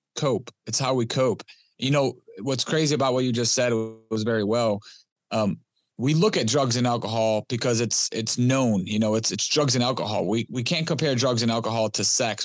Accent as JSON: {"language": "English", "town": "Detroit", "region": "Michigan", "country": "United States", "tie": "born or raised there", "said": "I was born and raised in Detroit, Michigan"}